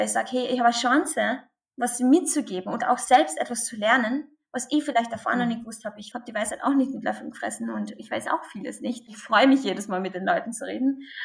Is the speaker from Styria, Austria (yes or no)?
no; Carinthia, Austria; accent: Carinthian dialect; now in Vienna, Austria; ich komme aus dem wunderschönen Kärnten in Österreich. Was man wahrscheinlich jetzt dann auch ein bisschen an meinem Dialekt hören wird